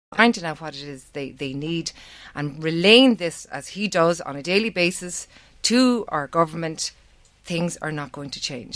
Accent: Navan, Leinster, Ireland; Navan's my, my hometown. I've lived here most of my life.

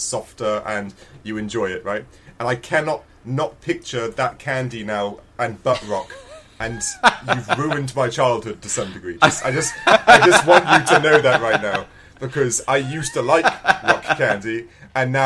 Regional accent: England, United Kingdom; as an Englishman

